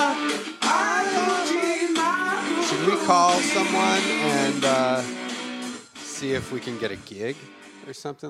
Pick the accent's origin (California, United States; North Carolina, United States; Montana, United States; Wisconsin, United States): California, United States; Hollywood; I'm from Hollywood. That's where I live. And, yep, live right there in Hollywood